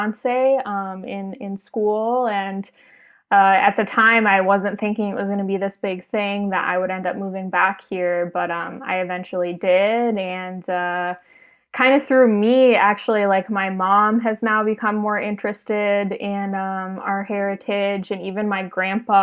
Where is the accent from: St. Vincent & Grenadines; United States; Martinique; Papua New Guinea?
United States; Minneapolis, Minnesota; moved away as an adult; also born or lived in Chicago, United States; now in Dubrovnik, Croatia; I grew up in the Twin Cities of Minnesota